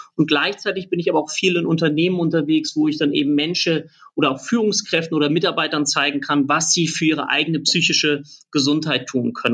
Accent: Lübeck, Schleswig-Holstein, Germany; ich komme aus Lübeck

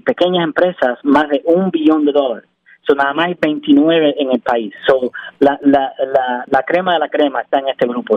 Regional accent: Cuba; also born or lived in Miami, United States / Rhode Island, United States; now in Pennsylvania, United States; soy cubano, ah, nací en Cuba, emigré en el 98

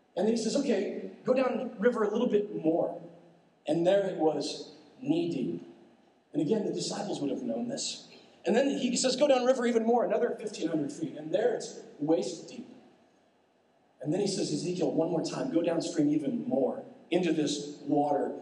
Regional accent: Nebraska, United States; I grew up in Nebraska, and let me assure you that it was cold

